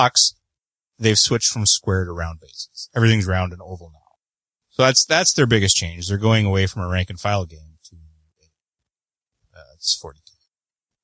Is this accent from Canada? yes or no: yes; Canada; I am the Canadian